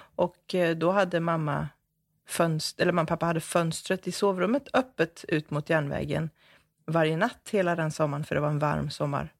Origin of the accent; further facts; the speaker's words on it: Jönköping, Jönköping County, Sweden; jag föddes på det gamla Västra sjukhuset här i Jönköping